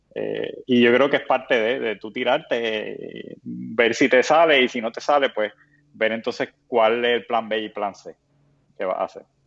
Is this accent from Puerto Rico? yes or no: yes; Puerto Rico; lo somos los puertorriqueños